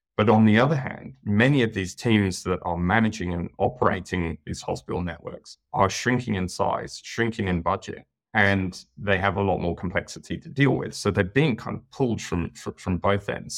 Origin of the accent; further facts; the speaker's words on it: United Kingdom; moved away as an adult; now in New South Wales, Australia; as you can probably tell by my accent, I'm from the U K originally